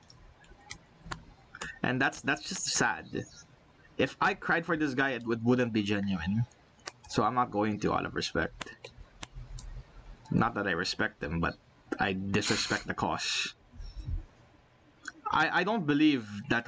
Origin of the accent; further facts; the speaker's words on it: Philippines; I'm Filipino